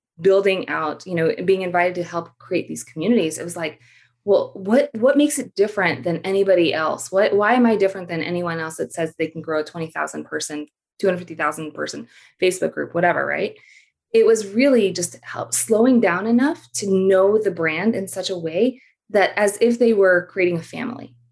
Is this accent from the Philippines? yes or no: yes; Philippines; now in United States; I grew up in the Philippines and I'm an immigrant to the US.